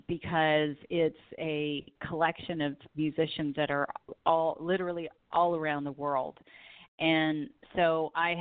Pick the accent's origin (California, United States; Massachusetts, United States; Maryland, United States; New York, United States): California, United States; Southern; I grew up in Southern California, so I am definitely a beach girl.